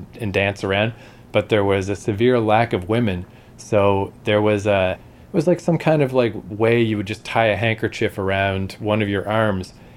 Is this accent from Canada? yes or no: yes; Canada; we're not American, we're Canadian